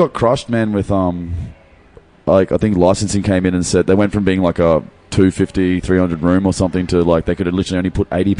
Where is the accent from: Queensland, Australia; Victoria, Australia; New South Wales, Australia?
Queensland, Australia; Bowen; also born or lived in Melbourne; now in Brisbane, Australia; I've been living in Brizzy since I was a late teenager. But I grew up in North Queensland, in Bowen, mm-hmm. around Ellie Beachways. But I've been living in Brisbane ever since, or a couple of stints in Melbourne.